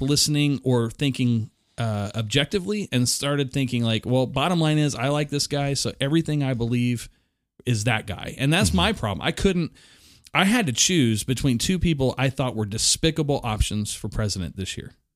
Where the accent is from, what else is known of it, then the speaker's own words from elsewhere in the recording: Oklahoma City, Oklahoma, United States; I was raised in South Oklahoma City